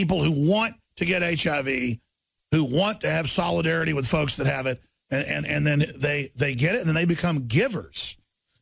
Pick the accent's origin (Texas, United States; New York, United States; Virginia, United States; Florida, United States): Texas, United States; Dallas; growing up in Dallas, Texas in the 80s and 90s.